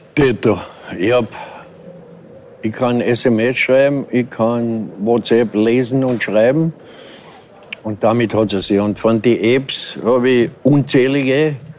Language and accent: German; Vienna, Austria; als echter Wiener